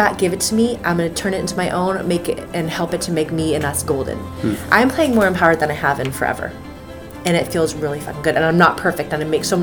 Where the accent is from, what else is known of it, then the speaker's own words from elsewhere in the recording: United States; I am an American